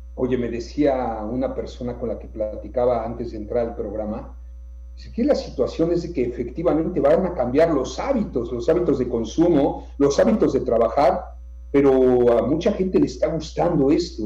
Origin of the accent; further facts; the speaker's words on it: Yucatán, Mexico; como yucatecos también, como mexicanos